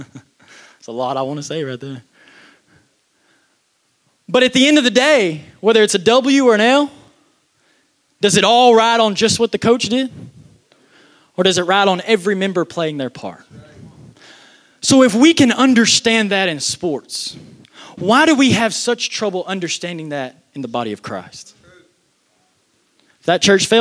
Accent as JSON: {"language": "English", "region": "Texas", "country": "United States", "said": "I'm from Texas"}